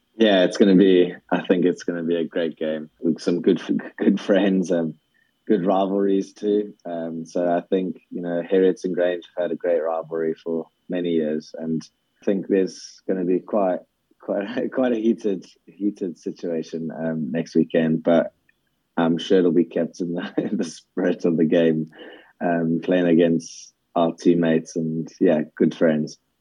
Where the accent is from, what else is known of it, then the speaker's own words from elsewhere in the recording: South Africa; now in Scotland, United Kingdom; growing up in South Africa